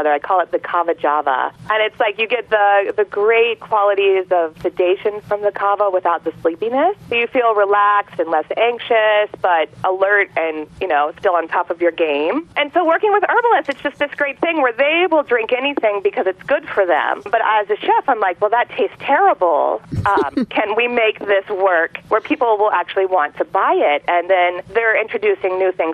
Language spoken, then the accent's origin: English; Manteo, North Carolina, United States; moved away as an adult; also born or lived in South Pasadena, California / New York City; I am originally from the Outer Banks of North Carolina, so I'm a little girl from Manteo